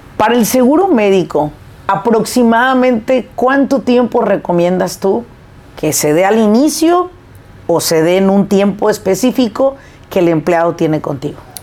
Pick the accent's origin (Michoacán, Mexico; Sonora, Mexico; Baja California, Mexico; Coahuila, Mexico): Michoacán, Mexico; Apatzingán; una ciudad cerquita de donde yo nací, que es Apachingán